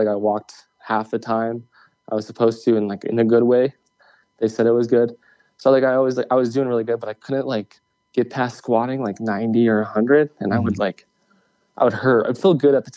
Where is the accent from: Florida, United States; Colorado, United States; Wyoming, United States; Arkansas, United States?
Wyoming, United States; I was born in Wyoming. I was raised in Wyoming.